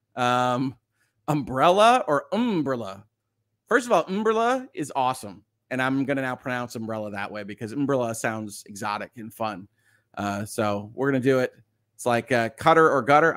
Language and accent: English; United States; as an American